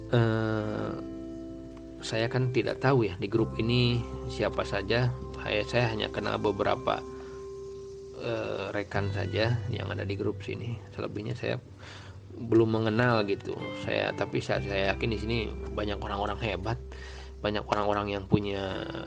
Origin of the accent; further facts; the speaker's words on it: Banjaran, West Java, Indonesia; Saya kan asli dari Banjaran Hilir. Banjaran kecamatan Desa Banjaran, Kecamatan Banjaran.